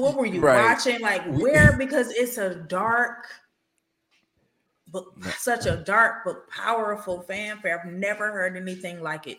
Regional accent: Detroit, Michigan, United States; moved away; I'm from Detroit. So all the way in Detroit

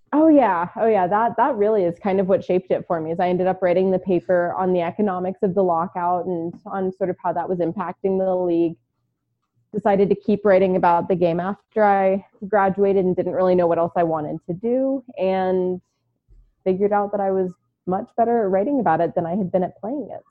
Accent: Baltimore, Maryland, United States; born or raised there; also born or lived in New York / Houston; now in Arizona, United States

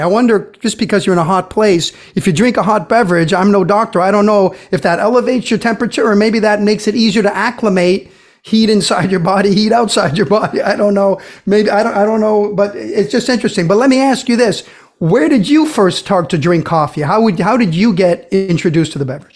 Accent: Brazil; moved away; growing up in Brazil

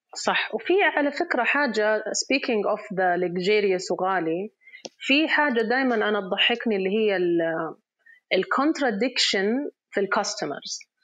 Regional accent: Riyadh Province, Saudi Arabia; احنا شخصيا في في الريجن عندنا في الرياض

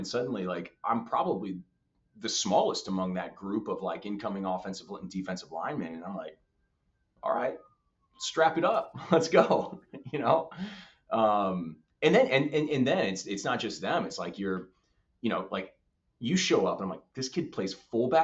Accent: Midwest, United States; I'm from the Midwest

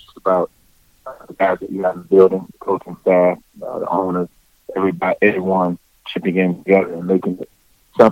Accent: United States; back in my hometown

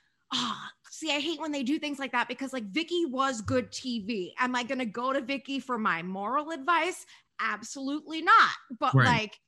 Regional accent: New Jersey, United States; accent: Jersey; She heard my accent and she's like, well, make sure this Jersey girl doesn't steal my purse.

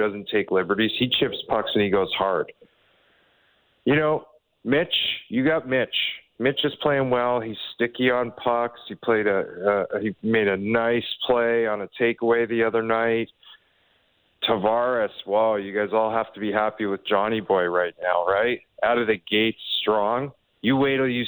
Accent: Toronto, Ontario, Canada; I was born in North York General in 1980

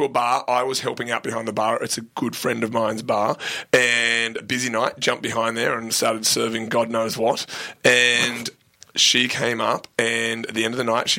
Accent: Australia; moved away as an adult; also born or lived in Sydney; now in United States

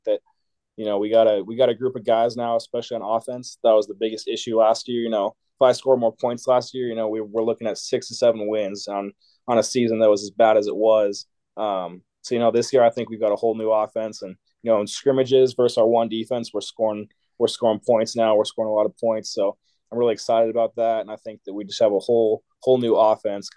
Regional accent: Washington, United States; moved away as an adult; now in Colorado, United States; I'm from Washington

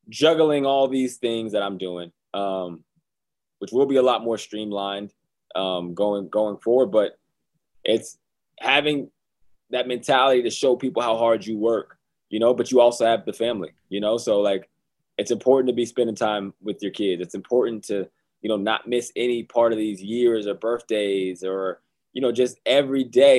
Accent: Johnstown, Pennsylvania, United States; moved away; my hometown of Johnstown, Pennsylvania

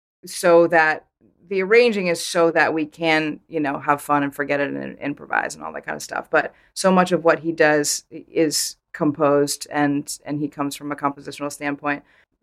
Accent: Vermont, United States; I grew up in Vermont, so you can't help but know, obviously, who they are.

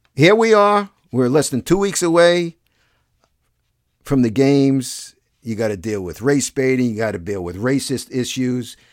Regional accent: United States; I'm an American.

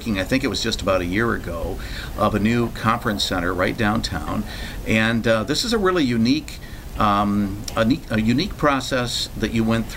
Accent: Muskegon, Michigan, United States; my hometown of Muskegon

